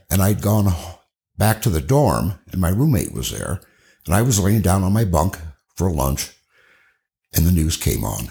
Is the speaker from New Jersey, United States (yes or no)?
no; Cedar Rapids, Iowa, United States; I grew up in Cedar Rapids, Iowa.